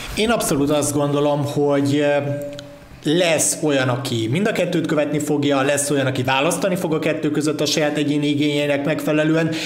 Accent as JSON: {"language": "Hungarian", "town": "Pécs", "region": "Baranya", "country": "Hungary", "tie": "born or raised there", "said": "mégiscsak a szülővárosom"}